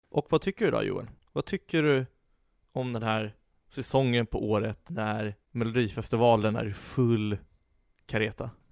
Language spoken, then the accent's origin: Swedish; Stockholm, Stockholm County, Sweden; Vi stockholmare